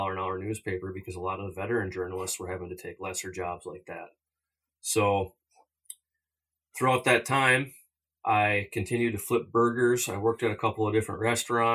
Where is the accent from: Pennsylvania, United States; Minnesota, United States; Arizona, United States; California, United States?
Minnesota, United States; growing up in Minnesota and not having traveled out west till a later age